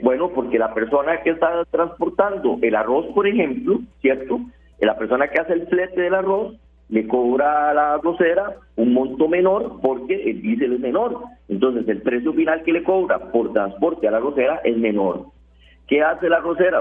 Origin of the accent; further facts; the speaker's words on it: Costa Rica; la posición de nosotros como ciudadanos costarricenses